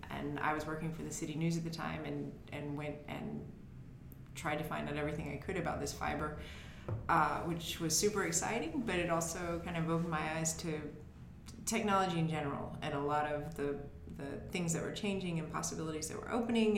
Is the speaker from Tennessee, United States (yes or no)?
yes; Lexington, Tennessee, United States; also born or lived in Jackson, Tennessee; now in San Francisco area, United States; we're both originally from Lexington, and now Ben lives in Jackson, and I lived in Jackson for quite some time, and now I live uh, just south of San Francisco